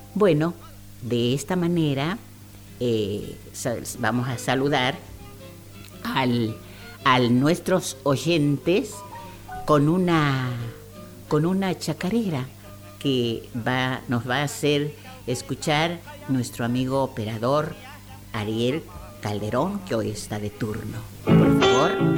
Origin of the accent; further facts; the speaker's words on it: Santiago del Estero, Argentina; nuestra provincia